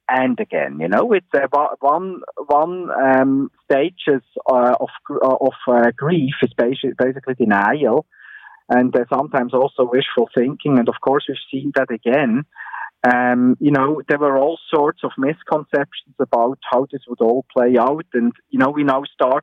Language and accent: English; Switzerland; moved away as an adult; also born or lived in Bern; now in Ontario, Canada; I grew up in Switzerland